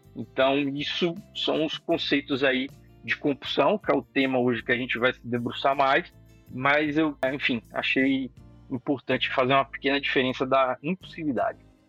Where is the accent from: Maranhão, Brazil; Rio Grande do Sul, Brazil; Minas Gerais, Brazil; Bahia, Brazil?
Bahia, Brazil; Salvador; moved away as an adult; now in São Paulo, Brazil; sou de Salvador, Bahia.